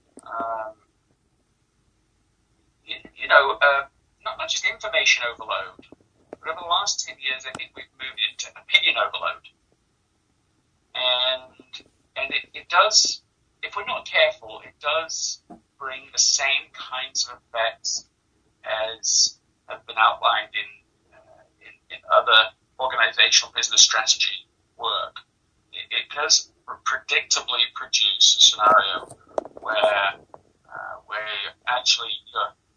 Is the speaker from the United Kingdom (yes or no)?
yes; England, United Kingdom; I was born and raised in England.